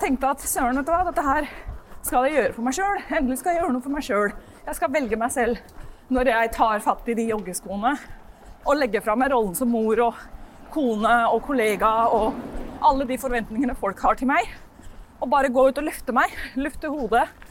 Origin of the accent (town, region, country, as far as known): Norway; also born or lived in London, England